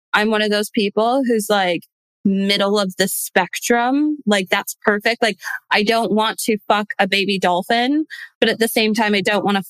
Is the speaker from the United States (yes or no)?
yes; Michigan, United States; moved away as an adult; now in United Kingdom; I'm currently in the UK. I'm from Michigan.